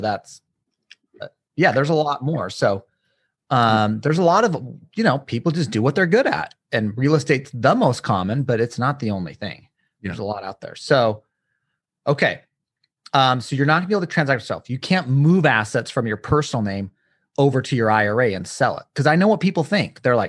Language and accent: English; Utah, United States; Little dig. I'm from Utah, so.